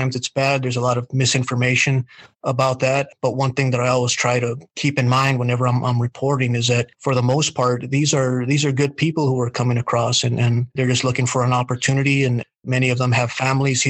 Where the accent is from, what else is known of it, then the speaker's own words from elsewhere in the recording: El Paso, Texas, United States; I was born in El Paso, a small neighborhood, heck, maybe a half mile from the border. And you know, I remember ever since I was a kid, I would see the migrants coming across, and they would go down our street